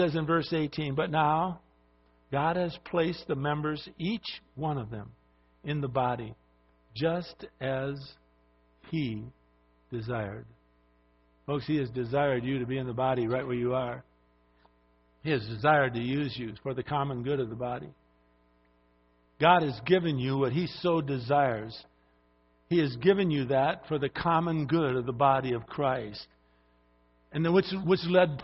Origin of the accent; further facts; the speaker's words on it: Highland Park, Michigan, United States; I was born in Highland Park, Michigan, a little suburb of Detroit